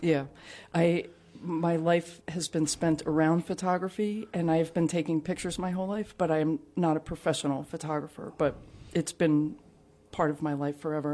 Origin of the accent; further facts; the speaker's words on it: New Jersey, United States; also born or lived in Catania, Sicily; I grew up in New Jersey